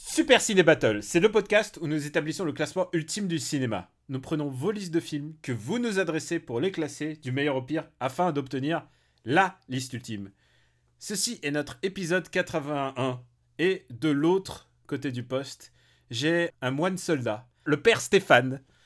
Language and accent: French; Paris, Île-de-France, France; en tant que parisien